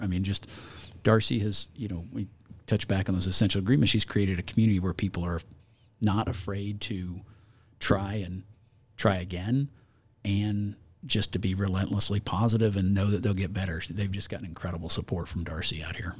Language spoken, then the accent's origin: English; Harrisonville, Missouri, United States; now in Idaho, United States; I grew up in Harrisonville, Missouri